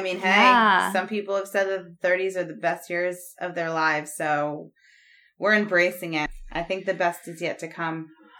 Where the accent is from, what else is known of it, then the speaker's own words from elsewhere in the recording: Rhode Island, United States; also born or lived in Connecticut; I'm originally from Rhode Island. So that's where like my career started. I lived in Rhode Island my whole life, pretty much.